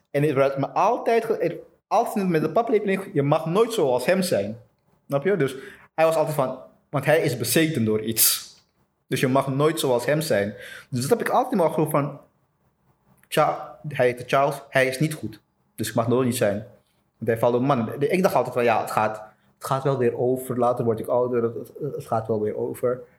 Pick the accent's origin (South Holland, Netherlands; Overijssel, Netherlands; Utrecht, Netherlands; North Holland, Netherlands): North Holland, Netherlands; Amsterdam; also born or lived in Suriname; now in Antwerp, Belgium; ik ben {S1} opgegroeid {S0} in, in Amsterdam. Ik woon inmiddels in, in Antwerpen. En, eh, ik ben zelf geboren in Suriname.